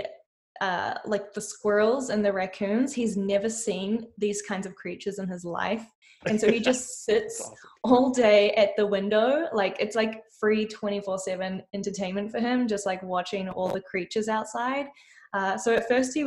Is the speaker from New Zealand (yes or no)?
yes; New Zealand; moved away as an adult; also born or lived in Amsterdam, Netherlands; now in Toronto, Canada; Originally, I'm from New Zealand, which is where this weird accent comes from